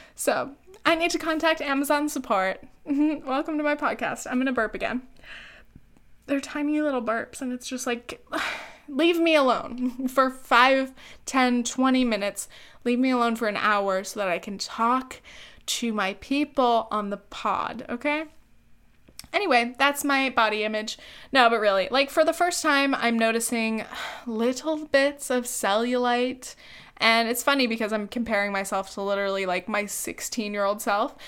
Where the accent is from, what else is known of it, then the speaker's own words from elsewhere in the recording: Orange County, California, United States; we met back in high school. We're from Orange County